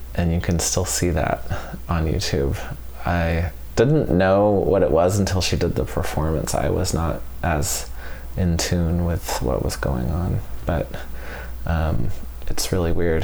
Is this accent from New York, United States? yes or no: no; Albuquerque, New Mexico, United States; moved away; I grew up in Albuquerque